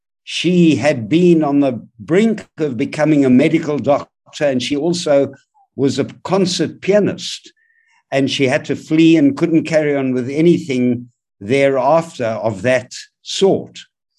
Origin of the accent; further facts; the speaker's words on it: Johannesburg, Gauteng, South Africa; I grew up in Johannesburg in Bellevue, Yeovil Boys Primary, and then Highlands North High.